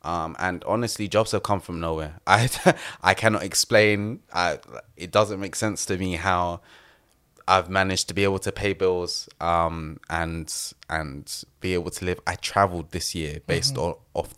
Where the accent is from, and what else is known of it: London, United Kingdom